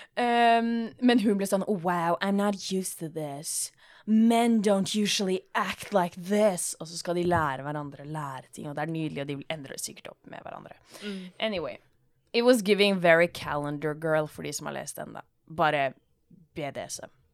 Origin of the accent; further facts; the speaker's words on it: Norway; Jeg er jo norsk